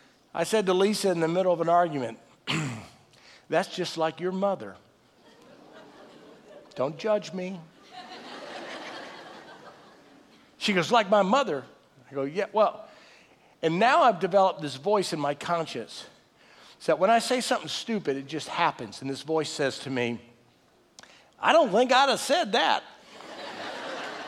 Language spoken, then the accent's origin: English; Texas, United States; we're all from Texas